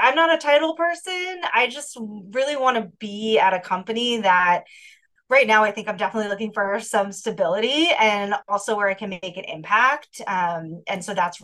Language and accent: English; New Hampshire, United States; moved away as an adult; now in Chicago, United States; I am originally from the East Coast. I grew up in New Hampshire, but I've lived in Chicago for many years.